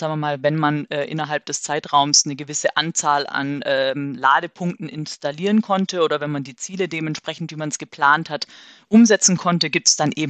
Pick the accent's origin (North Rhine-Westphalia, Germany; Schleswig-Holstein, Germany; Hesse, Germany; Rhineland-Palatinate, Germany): Hesse, Germany; Marburg; also wir kommen aus Marburg, deswegen nehme ich jetzt Marburg.